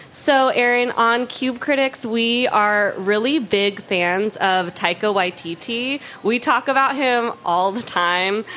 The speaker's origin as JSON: {"language": "English", "region": "Oregon", "country": "United States", "moved": "yes", "lives_now": "Minnesota, United States", "said": "I'm from Oregon."}